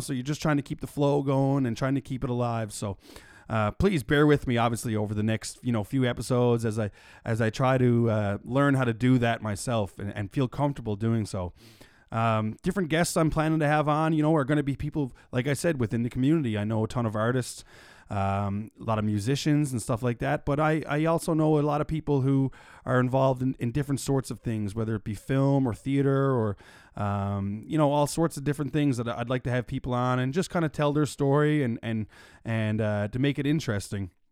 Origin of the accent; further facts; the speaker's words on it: Mount Pearl, Newfoundland and Labrador, Canada; also born or lived in St. John's, Newfoundland and Labrador; I was born and raised in Mount Pearl, Newfoundland and Labrador, and I now reside in downtown, beautiful Saint John's, Newfoundland and Labrador